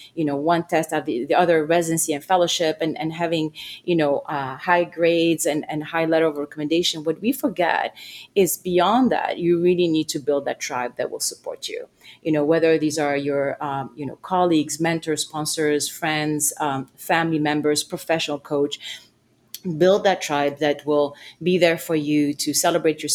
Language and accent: English; Lebanon; moved away; I grew up in Lebanon during times of war